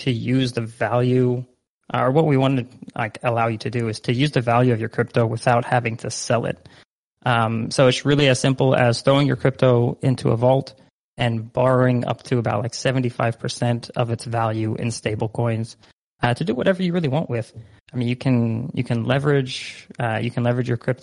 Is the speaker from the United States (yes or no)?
no; Netherlands; moved away; I myself, like, born and raised in the Netherlands. So I'm like half Dutch, half Egyptian